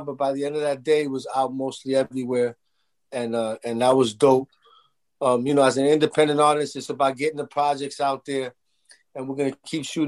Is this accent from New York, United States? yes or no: yes; New York City, New York, United States; moved away as an adult; now in Union City, United States; I'm originally from Washington Heights, where all my Dominicans I grew up with. You know, I graduated from George Washington High School.